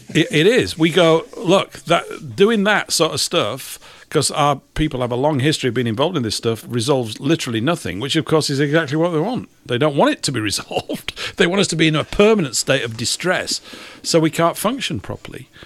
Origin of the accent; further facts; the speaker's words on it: Leeds, Yorkshire and the Humber, United Kingdom; my hometown. It's in Leeds.